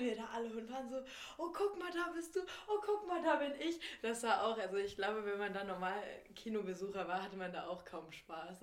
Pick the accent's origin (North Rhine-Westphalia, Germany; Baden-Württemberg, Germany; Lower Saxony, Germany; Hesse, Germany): Lower Saxony, Germany; now in Berlin, Germany; ich komme ja auch aus Niedersachsen, aus einer Kleinstadt